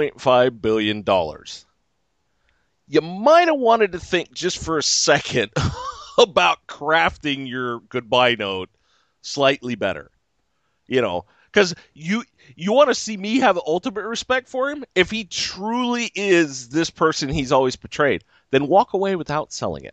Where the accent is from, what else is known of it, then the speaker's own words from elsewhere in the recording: California, United States; I'm from California